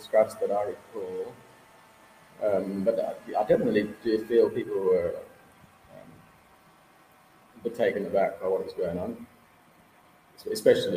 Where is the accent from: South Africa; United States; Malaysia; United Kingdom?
South Africa; Cape Town, Western Cape; moved away as an adult; also born or lived in Australia; When I immigrated from Cape Town, I went to Australia